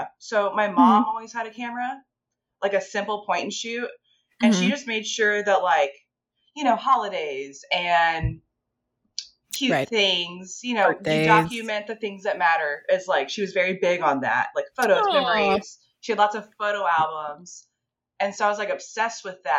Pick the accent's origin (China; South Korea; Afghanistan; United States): United States; Watauga, Texas; also born or lived in Lubbock, Texas / Arlington, Texas / Dallas, Texas; now in Denton, United States; not far from here. I grew up in Watauga